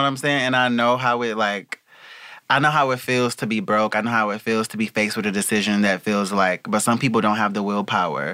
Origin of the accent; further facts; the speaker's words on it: the South, United States; now in Los Angeles, United States; I'm from the South